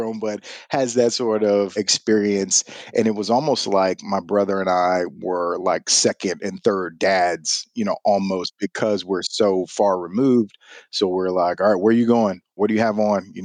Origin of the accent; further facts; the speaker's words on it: Houston, Texas, United States; I am a lifelong Houstonian, born and raised in Houston, Texas.